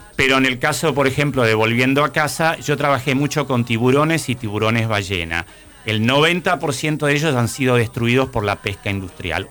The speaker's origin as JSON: {"language": "Spanish", "region": "Salta", "country": "Argentina", "tie": "born or raised there", "said": "Yo crecí en Salta"}